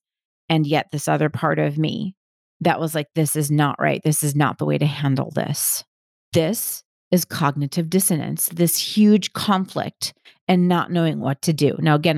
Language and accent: English; Southern United States, United States; I grew up conservative Christian in the Bible Belt.